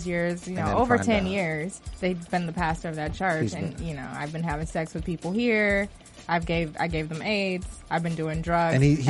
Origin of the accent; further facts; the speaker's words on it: Alabama, United States; my home state of Alabama